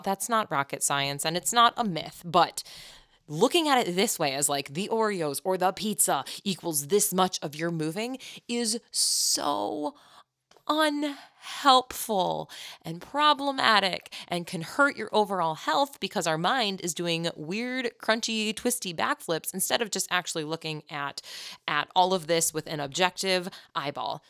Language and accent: English; Chicago, Illinois, United States; I'm from Chicago, so that's my culture